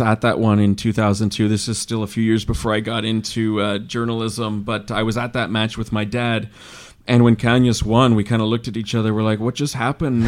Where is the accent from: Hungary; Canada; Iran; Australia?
Canada; we're Canadian